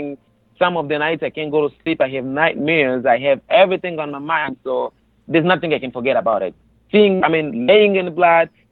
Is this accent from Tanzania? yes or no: yes; Tanzania; moved away as an adult; also born or lived in Uvira, Democratic Republic of the Congo; now in United States; I grew up in a neighboring country. I mean, yes, I grew up in Tanzania. It's a neighboring country, in a camp, refugee camp